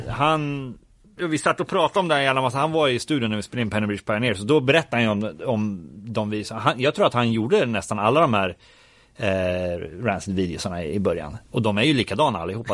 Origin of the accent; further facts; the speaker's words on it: Örebro, Örebro County, Sweden; man höll ju på att göra fanzine hemma i Örebro